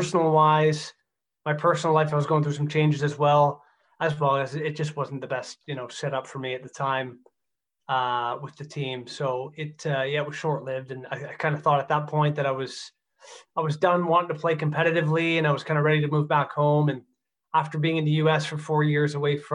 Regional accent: Stouffville, Ontario, Canada; It's my hometown.

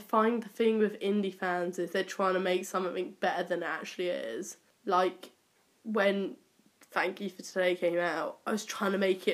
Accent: Cornwall, South West England, United Kingdom; I grew up in Cornwall

